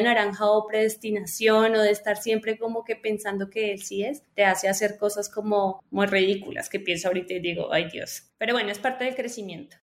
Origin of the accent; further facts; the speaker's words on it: Colombia; como buena colombiana